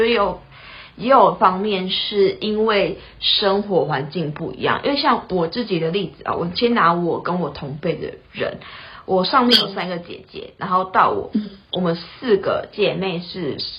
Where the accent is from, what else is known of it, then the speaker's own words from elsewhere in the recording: Taitung, Taitung County, Taiwan; 然后我是台东人，